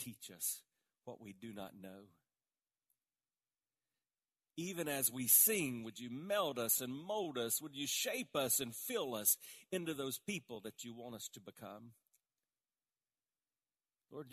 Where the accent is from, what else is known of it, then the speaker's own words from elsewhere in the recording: the South, United States; I was born in the South